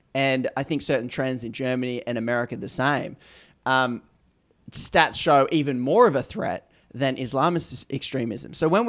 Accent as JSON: {"language": "English", "country": "Australia", "said": "as an Australian, very different."}